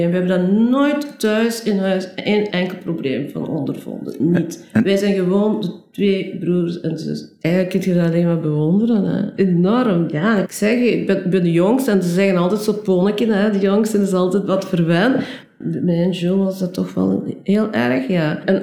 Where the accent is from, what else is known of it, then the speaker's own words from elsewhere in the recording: DR Congo; born there; Eh, ja, ik ben geboren in Belgisch Congo in 1956, eh, waar mijn ouders toen uh, verbleven.